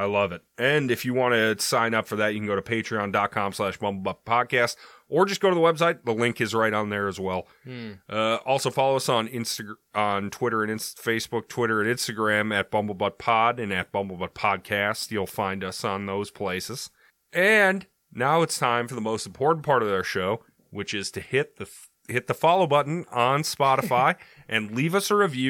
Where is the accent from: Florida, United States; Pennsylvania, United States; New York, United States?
Florida, United States; Miami; Seriously, I'm from Miami. I fear for my felines and friends. I have some pretty freaky stories for you about our local crime lore.